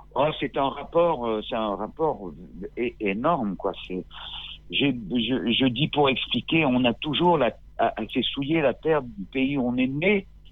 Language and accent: French; Grenoble, Auvergne-Rhône-Alpes, France; moved away as an adult; now in Corsica, France; J'ai grandi jusqu'à 21 ans, j'ai grandi à Grenoble. Je suis né là-bas.